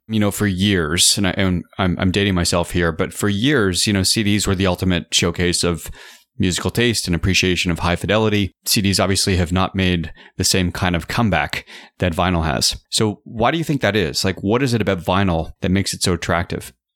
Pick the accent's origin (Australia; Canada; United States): Canada; as a Canadian